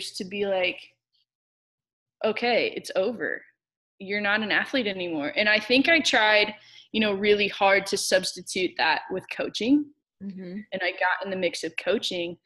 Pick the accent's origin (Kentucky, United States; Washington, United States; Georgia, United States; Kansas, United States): Kansas, United States; Olathe; I grew up in Kansas City, Kansas, Olathe, Kansas, to be specific